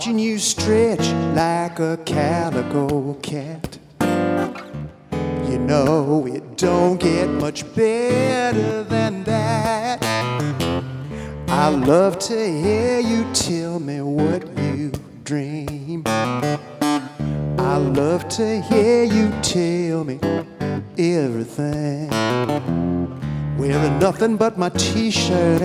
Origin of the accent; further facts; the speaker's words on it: Inglewood, California, United States; I'm from Inglewood, California